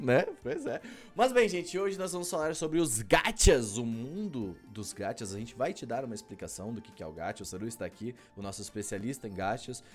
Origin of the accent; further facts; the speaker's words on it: Brazil; eu sou brasileiro